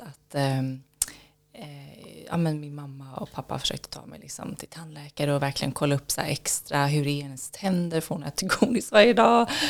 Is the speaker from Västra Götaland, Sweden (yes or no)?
yes; Kullavik, Västra Götaland, Sweden; Det var i Kullavik utanför Göteborg på västkusten. Okay. Så var där jag växte upp.